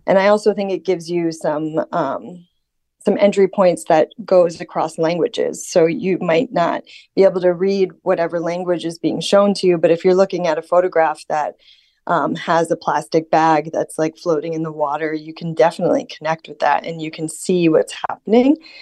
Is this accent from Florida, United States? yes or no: yes; Florida, United States; now in Norway; the winds that I experienced growing up in Florida